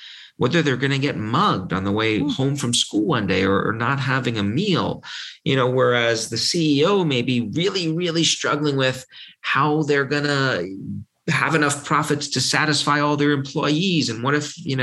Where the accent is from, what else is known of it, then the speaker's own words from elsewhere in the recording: New York City, New York, United States; when I was 3 years old growing up in New York, in Brooklyn